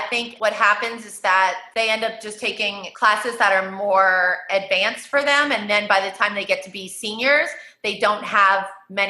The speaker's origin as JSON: {"language": "English", "town": "New Orleans", "region": "Louisiana", "country": "United States", "lives_now": "New York, United States", "said": "I'm New Orleans, Louisiana."}